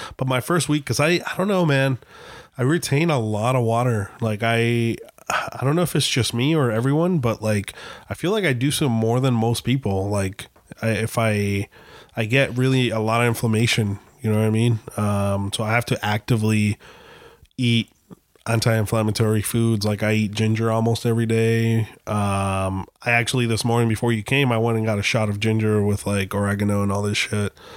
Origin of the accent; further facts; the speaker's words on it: Gilbert, Arizona, United States; moved away; in Gilbert, Arizona, um, which is kind of cool, but at the same time, it's scary 'cause that's my hometown